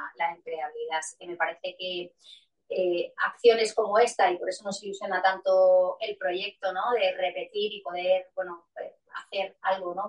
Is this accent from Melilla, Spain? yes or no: yes; Melilla, Spain; yo soy de Melilla